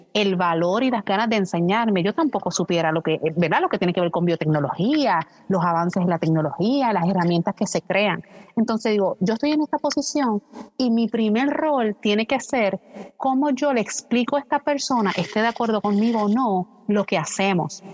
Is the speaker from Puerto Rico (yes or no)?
yes; western Puerto Rico, Puerto Rico; yo soy el oeste de, Puerto Rico